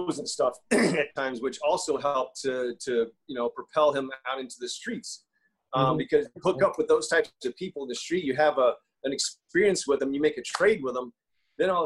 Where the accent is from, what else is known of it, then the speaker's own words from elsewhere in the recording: Florida, United States; I'm from Florida. I'm from Florida